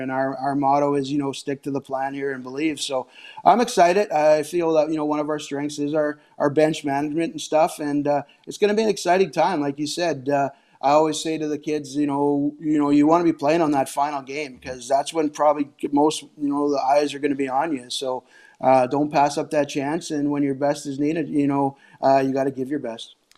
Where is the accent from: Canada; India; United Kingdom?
Canada; Saskatchewan; growing up in Saskatchewan